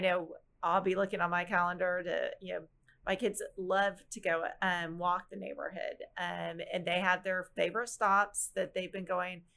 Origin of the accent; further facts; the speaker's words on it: Plano, Texas, United States; growing up in Plano